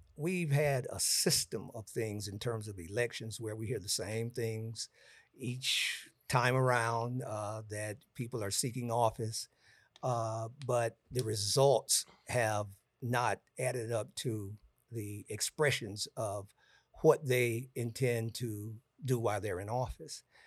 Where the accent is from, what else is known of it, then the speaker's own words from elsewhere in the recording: Gary, Indiana, United States; also born or lived in Florida; I'm from Gary, Indiana